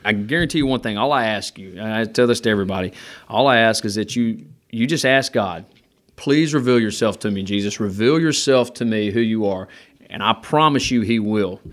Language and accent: English; Gardendale, Alabama, United States; I'm from Gardendale, Alabama